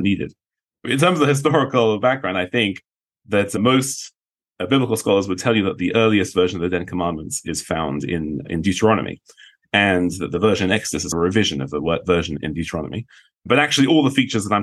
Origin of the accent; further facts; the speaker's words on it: London, United Kingdom; moved away; I'm from London